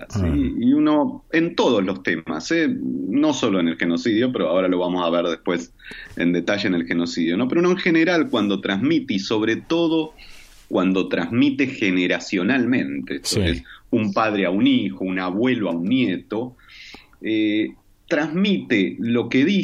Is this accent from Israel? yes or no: yes; Israel; moved away; also born or lived in Argentina; que nosotros habíamos hecho una experiencia en los kibutzim israelíes antes de la dictadura, donde yo me crié, nací en Argentina, pero nos fuimos ahí.